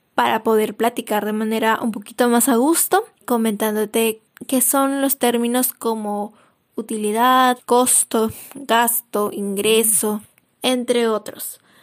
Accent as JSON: {"language": "Spanish", "country": "Peru", "said": "soy de Perú"}